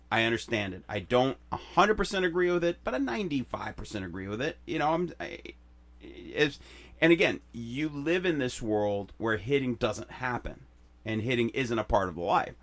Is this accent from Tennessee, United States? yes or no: no; Chicago, Illinois, United States; moved away; We used to fist fight in where I grew up in Chicago